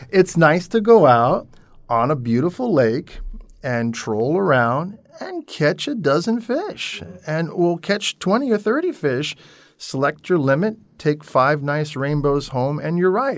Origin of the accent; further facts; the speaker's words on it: Long Island, New York, United States; moved away; I grew up on Long Island, New York, near the water